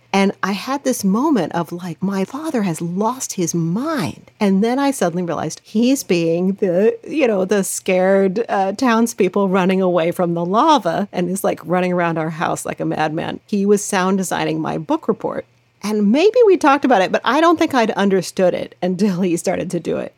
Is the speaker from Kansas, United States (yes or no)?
yes; Lawrence, Kansas, United States; I grew up in Lawrence, Kansas, which is the home of the Jayhawks.